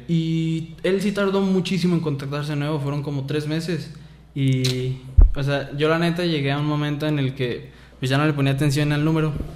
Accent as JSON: {"language": "Spanish", "town": "Lagos de Moreno", "region": "Jalisco", "country": "Mexico", "tie": "born or raised there", "said": "nací aquí en Lagos de Moreno y tengo 20 años"}